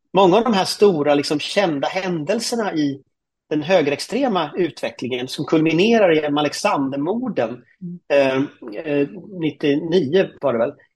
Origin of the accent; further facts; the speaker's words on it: Gothenburg, Västra Götaland, Sweden; Jag är ju från Göteborg då, eh, mm. uppväxt i, i, i Högsbo höjd som är ett sånt flerfamiljsområde